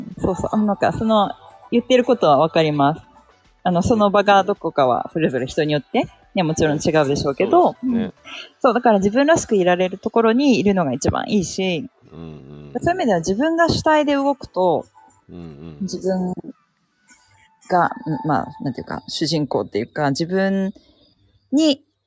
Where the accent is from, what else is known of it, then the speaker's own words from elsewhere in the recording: Yokohama, Kanagawa, Japan; now in Hakuba, Japan; 私、出身横浜です